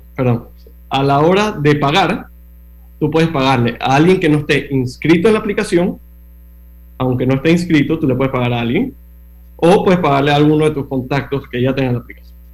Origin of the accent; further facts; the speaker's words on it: Panama; moved away as an adult; also born or lived in Miami, United States; nací, y crecí en Panamá